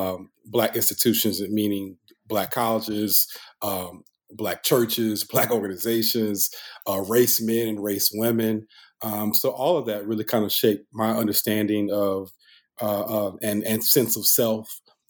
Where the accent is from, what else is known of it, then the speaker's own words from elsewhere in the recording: Winston-Salem, North Carolina, United States; born and raised in Winston-Salem, North Carolina.